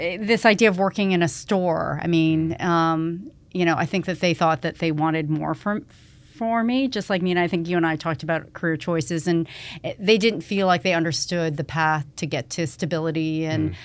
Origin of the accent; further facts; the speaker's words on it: Toronto, Ontario, Canada; also born or lived in Atlanta, Georgia, United States; we grew up in Rexdale